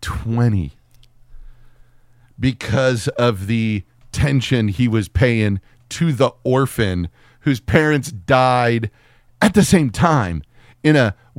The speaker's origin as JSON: {"language": "English", "country": "Austria", "said": "I'm from Austria."}